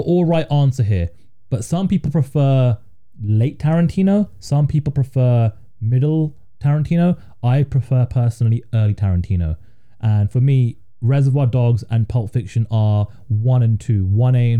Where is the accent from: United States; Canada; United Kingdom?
United Kingdom; as a Brit that didn't grow up tipping